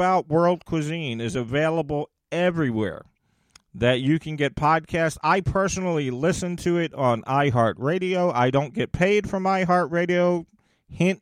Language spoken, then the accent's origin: English; United States; my home country of the USA